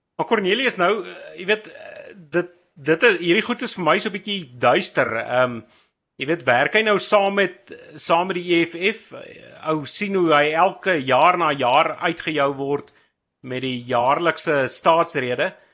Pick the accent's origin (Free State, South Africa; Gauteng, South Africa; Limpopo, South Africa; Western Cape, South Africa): Gauteng, South Africa; Randfontein; Randfontein hier waar ek vandaan kom